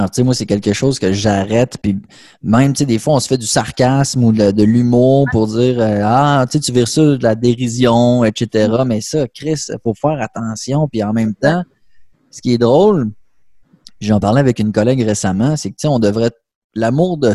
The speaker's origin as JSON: {"language": "French", "region": "Quebec", "country": "Canada", "lives_now": "Charlevoix, Canada", "said": "moi, euh, moi ça, a donné avec un déménagement aussi. Tu sais, je suis parti de la Côte-Nord, je suis rendu dans Charlevoix."}